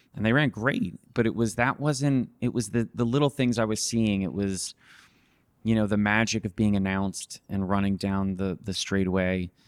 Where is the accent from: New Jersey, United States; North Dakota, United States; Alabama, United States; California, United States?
New Jersey, United States; I was from New Jersey